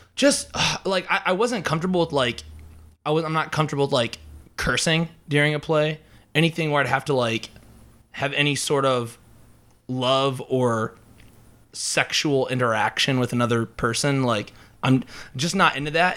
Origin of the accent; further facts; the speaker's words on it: Emmetsburg, Iowa, United States; I am from Emmitsburg, Iowa, which is up, like, in rural northwest Iowa